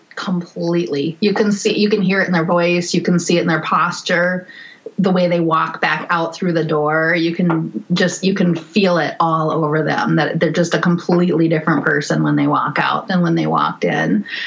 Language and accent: English; northern Minnesota, United States; I was born in Minneapolis, and then I grew up in northern Minnesota